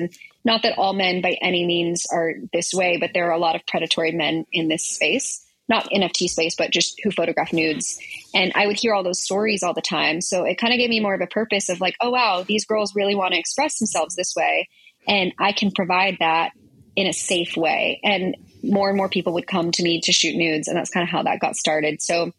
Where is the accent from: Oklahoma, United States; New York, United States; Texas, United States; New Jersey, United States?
Texas, United States; because I came from Texas, and I basically was working there and was able to transfer out to California